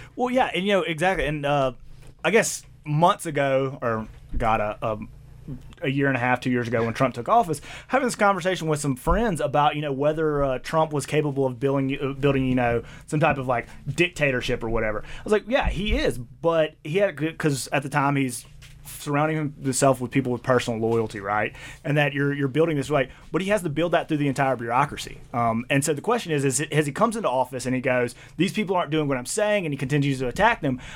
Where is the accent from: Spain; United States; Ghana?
United States; the South; accent: Southern; moved away as an adult; now in Boise, United States; I grew up in the South